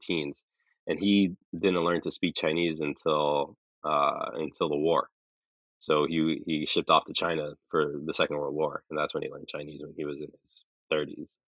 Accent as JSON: {"language": "English", "country": "Saudi Arabia", "tie": "born or raised there", "also_born_or_lived": "California, United States", "said": "I was born in California, but I when I was six months old, we moved to Saudi because my dad is Saudi"}